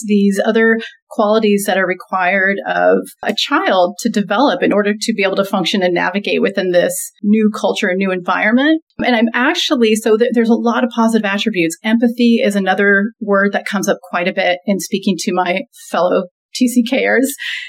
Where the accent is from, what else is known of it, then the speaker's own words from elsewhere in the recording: Saudi Arabia; where I grew up in Saudi Arabia, everything was taught in English, or the schools were taught in English.